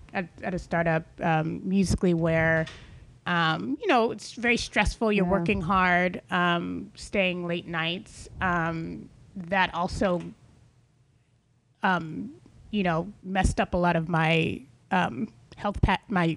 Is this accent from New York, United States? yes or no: no; Atlanta, Georgia, United States; moved away as an adult; now in California, United States; I was raised in Atlanta, Georgia, and, being raised in the South